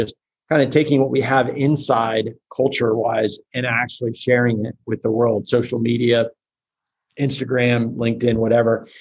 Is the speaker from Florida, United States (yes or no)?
yes; Orlando, Florida, United States; I grew up in Orlando. I'm homegrown